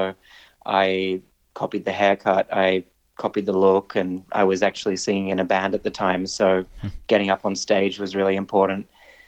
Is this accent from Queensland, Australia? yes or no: no; Sydney, New South Wales, Australia; growing up in Sydney, Australia